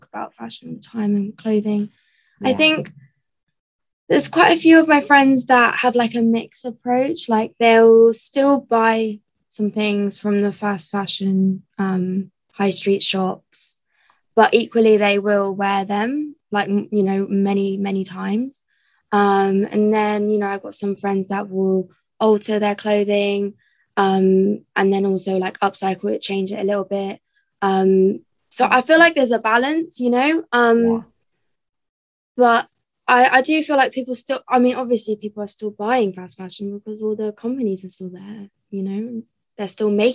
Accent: Somerset, South West England, United Kingdom; now in London, United Kingdom; I'm from Somerset

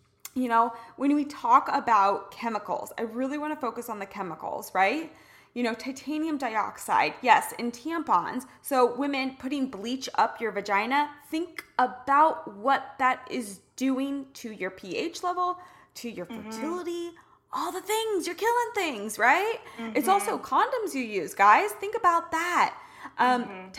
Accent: Midwest, United States; I'm a girl from the Midwest

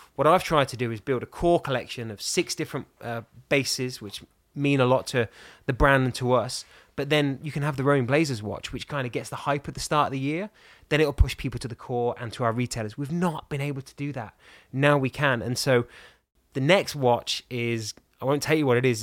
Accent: England, United Kingdom; I'm English and blonde and pink

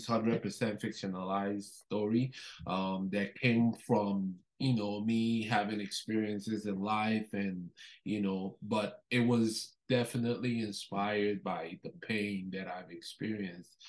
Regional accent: Nigeria; now in Canada; I'm originally Nigerian. I was born in Nigeria, before I moved to Canada.

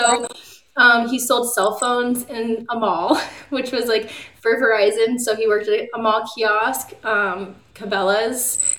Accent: Maryland, United States; also born or lived in Puerto Rico / Alabama / Virginia / Florida; And so I was born in Puerto Rico, and then we lived in Alabama, Virginia, Florida, and then Maryland. And Maryland's where I went to high school, 7th through high school

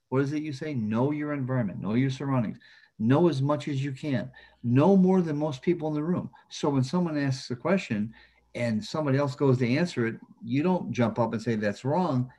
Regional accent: Flint, Michigan, United States; a kid from Flint, Michigan

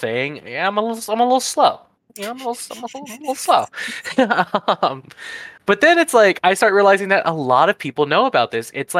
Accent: Permian Basin, West Texas, United States; my home area, the Permian Basin, located in West Texas

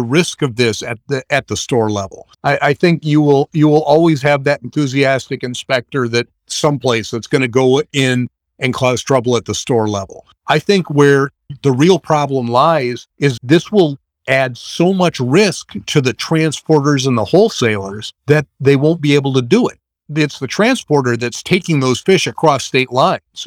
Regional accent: Madison, Wisconsin, United States; I grew up in Madison in Wisconsin

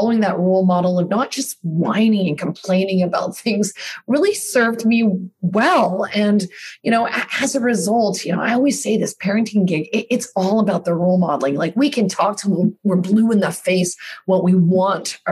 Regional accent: Canada; also born or lived in New York, United States / Australia; now in Toronto, Canada; I grew up here in Canada

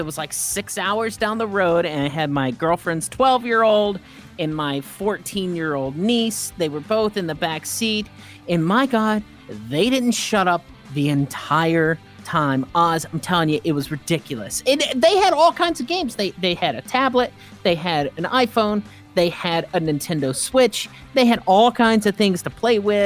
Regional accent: Nashville, Tennessee, United States; I grew up outside of Nashville, Tennessee

